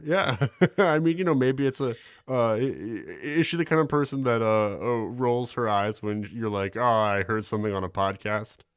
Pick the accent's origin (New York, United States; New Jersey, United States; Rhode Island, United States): New York, United States; I'm from New York, born and raised